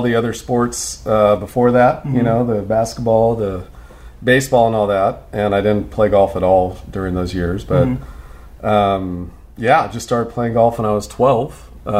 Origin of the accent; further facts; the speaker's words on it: San Diego, California, United States; I was born and raised in San Diego until I was not raised. We lived on a sailboat in San Diego Harbor until I was 4 years old.